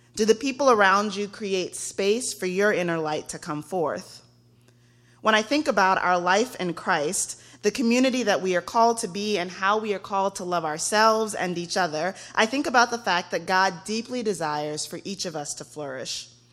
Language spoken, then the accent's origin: English; Texas, United States; I am from Texas